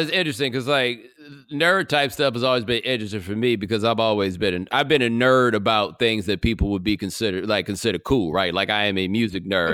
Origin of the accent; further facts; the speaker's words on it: Houston, Texas, United States; I grew up over, like, Jones Road and Grant Road, not far from Willowbrook Mall